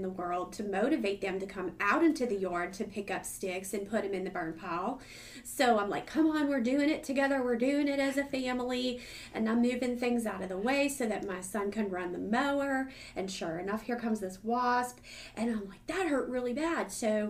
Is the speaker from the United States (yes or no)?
yes; Northern United States, United States; now in Southern United States; I'm unapologetically Yankee, and I'm one of those that came to the South and fell in love, and I ain't leaving, y'all.